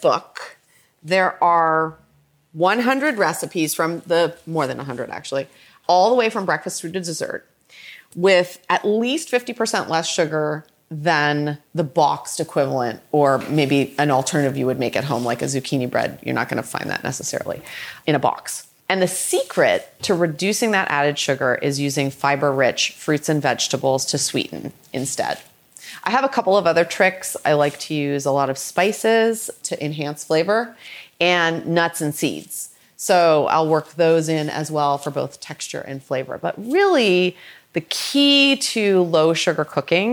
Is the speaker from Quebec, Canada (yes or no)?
no; Toronto, Ontario, Canada; also born or lived in Boston; now in San Francisco, United States; So I am a Canadian girl. I grew up in Toronto and I came to the US by way of Boston, and I now live in San Francisco